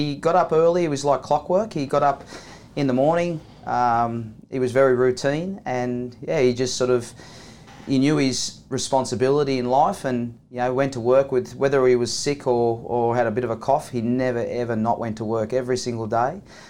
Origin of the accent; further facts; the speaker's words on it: New South Wales, Australia; Yeah, Thomas, I grew up on the Central Coast, and it's a beautiful place in the world